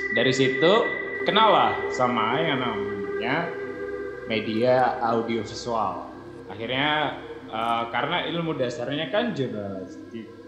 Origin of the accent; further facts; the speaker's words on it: Batu, East Java, Indonesia; moved away as an adult; also born or lived in Jakarta; aku asalnya dari kota Batu